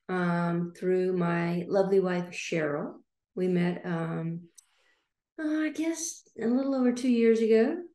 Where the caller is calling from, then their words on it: Liberty Hill, Texas, United States; coming from the Austin, Texas area. I'm just northwest of Austin, Texas, in Liberty